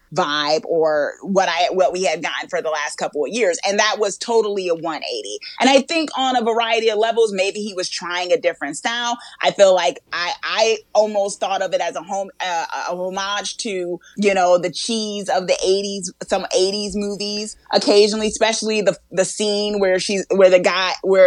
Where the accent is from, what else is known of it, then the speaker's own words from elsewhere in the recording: Newark, New Jersey, United States; I was born and raised in Newark, New Jersey.